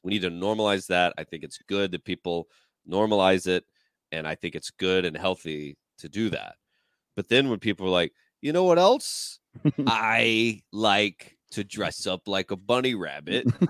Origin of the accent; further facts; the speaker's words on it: Georgia, United States; moved away; we were in Georgia and like my at my hometown